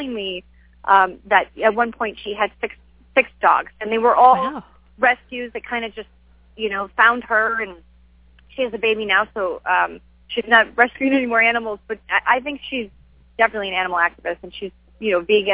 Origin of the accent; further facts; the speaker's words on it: Buffalo, New York, United States; moved away; my hometown, Buffalo